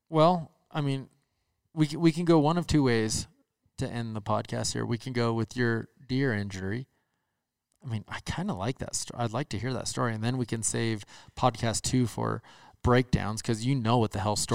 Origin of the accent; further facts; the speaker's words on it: Minnesota, United States; moved away; I am from Minnesota.